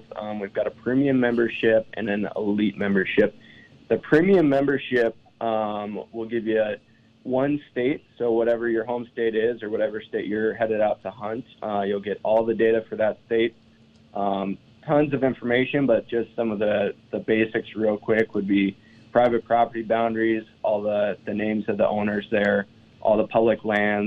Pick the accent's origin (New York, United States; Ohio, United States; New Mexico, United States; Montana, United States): Montana, United States; eastern; Born and raised in Montana, on the other side of the state in eastern Montana